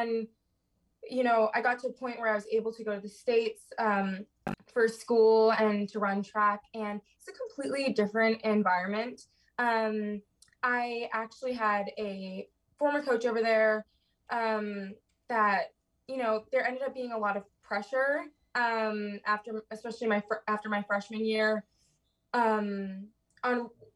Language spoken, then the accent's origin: English; Toronto, Ontario, Canada; moved away as an adult; also born or lived in Winston-Salem, North Carolina; I'm from Toronto. I'm actually home right now.